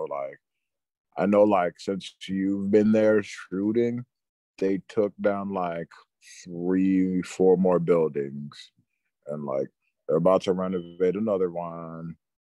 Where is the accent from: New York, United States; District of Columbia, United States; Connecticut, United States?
New York, United States; Queens; Like, you remember growing up in Queens.